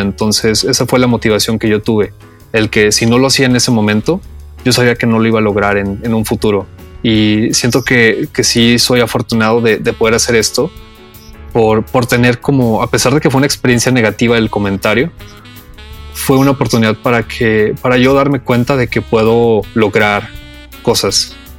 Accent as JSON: {"language": "Spanish", "town": "Saltillo", "region": "Coahuila", "country": "Mexico", "said": "Yo soy de Saltillo"}